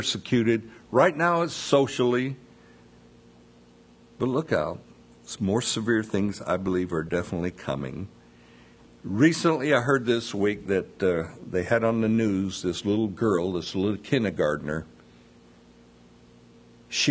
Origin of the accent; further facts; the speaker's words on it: United States; We in America